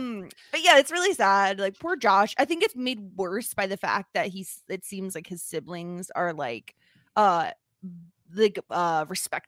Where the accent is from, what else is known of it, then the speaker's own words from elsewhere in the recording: New York, United States; Unsurprisingly, I'm from New York.